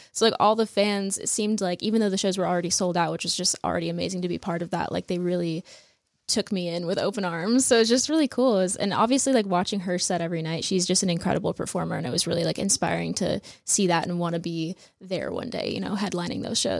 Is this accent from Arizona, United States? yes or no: yes; Phoenix, Arizona, United States; I'm from Phoenix.